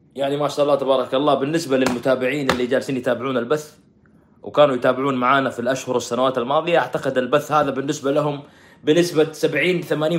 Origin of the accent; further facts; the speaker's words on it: Saudi Arabia; احنا السعوديين